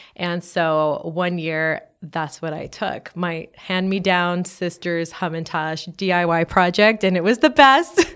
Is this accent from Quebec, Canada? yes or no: yes; Montreal, Quebec, Canada; now in Los Angeles, United States; I'm from Montreal, Canada